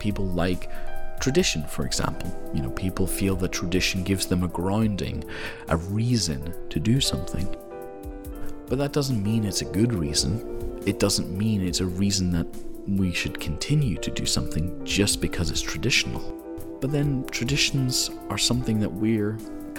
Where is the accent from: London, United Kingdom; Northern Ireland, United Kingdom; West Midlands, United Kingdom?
Northern Ireland, United Kingdom; moved away as an adult; also born or lived in mainland Europe; now in Scotland, United Kingdom; I was born in Europe, I'm mainland Europe, at 4 years old I moved to Northern Ireland, where my father's from, and I lived in Northern Ireland for my whole life, and then I studied in Scotland, and I live in Scotland